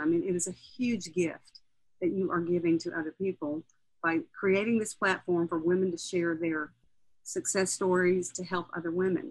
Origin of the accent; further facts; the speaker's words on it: Nashville, Tennessee, United States; I was born in Nashville. I grew up in a musical family